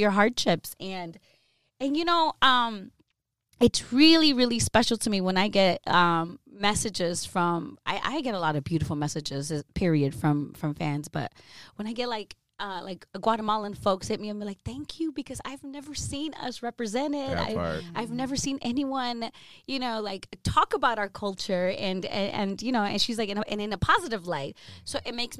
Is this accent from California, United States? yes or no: yes; Los Angeles, California, United States; I grew up in Mid-City, in Los Angeles